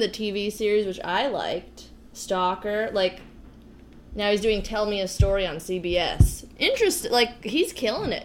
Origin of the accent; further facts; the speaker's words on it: New Jersey, United States; I'm from New Jersey, where The Sopranos are